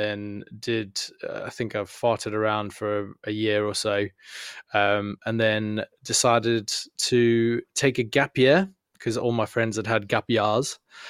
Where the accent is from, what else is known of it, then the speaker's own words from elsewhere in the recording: South Africa; moved away as an adult; now in United Kingdom; I am, yes. I am indeed from South Africa.